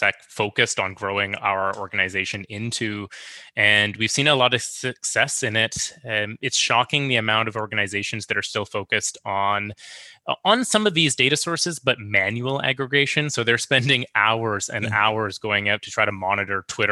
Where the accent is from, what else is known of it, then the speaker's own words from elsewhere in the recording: Victoria, British Columbia, Canada; I get to kind of hang my hat in my hometown